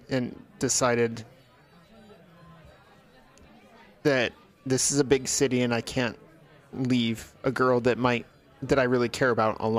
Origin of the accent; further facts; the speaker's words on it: Los Angeles, California, United States; I'm from California. I told you that, Los Angeles.